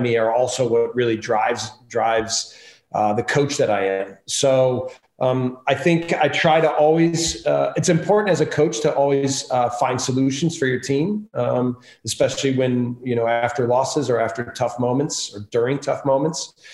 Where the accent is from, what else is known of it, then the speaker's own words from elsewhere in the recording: Milwaukee, Wisconsin, United States; moved away as an adult; also born or lived in Germany / Austria; now in Salzburg, Austria; growing up in Milwaukee, Wisconsin, I had really good coaches